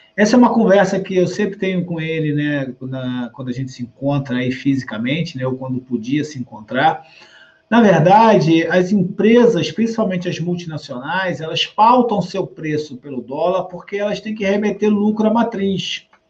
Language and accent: Portuguese; Rio de Janeiro, Brazil; Eu que sou do Rio de Janeiro aqui com vocês